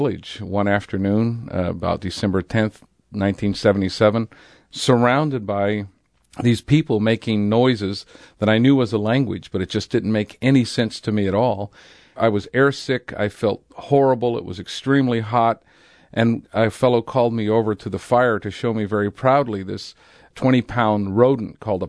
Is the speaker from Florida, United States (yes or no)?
no; California, United States; also born or lived in San Diego; In the late 60s, I lived in San Diego. I had moved up from Imperial Valley, California, and was involved in the hippie movement.